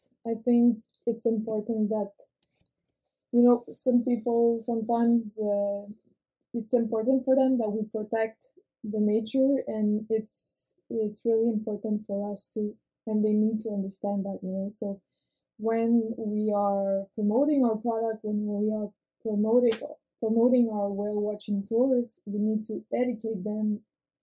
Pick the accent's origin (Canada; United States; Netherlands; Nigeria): Canada; Montreal, Quebec; also born or lived in Rivière-du-Loup / Amqui; now in Quebec City, Canada; I'm from Montreal